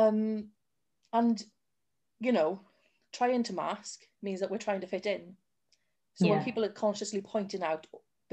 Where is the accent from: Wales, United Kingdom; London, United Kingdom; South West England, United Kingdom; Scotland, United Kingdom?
Wales, United Kingdom; South; I am from South Wales